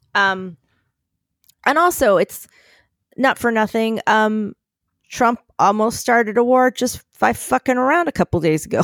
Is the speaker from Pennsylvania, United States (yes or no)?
yes; Philadelphia, Pennsylvania, United States; now in New York City, United States; as a Philadelphian